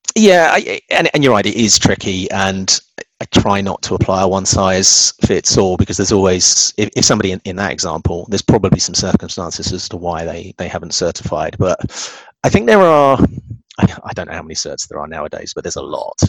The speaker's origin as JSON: {"language": "English", "region": "England", "country": "United Kingdom", "said": "being English"}